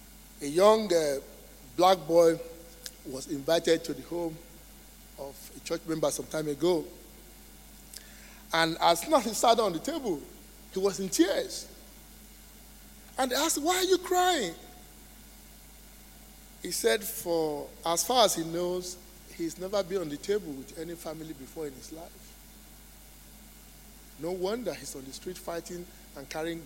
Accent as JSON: {"language": "English", "country": "Nigeria", "moved": "as an adult", "said": "I say Nigeria"}